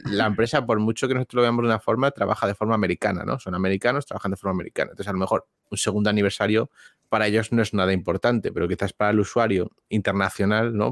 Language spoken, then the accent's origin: Spanish; Spain; los que somos de España o hispanohablantes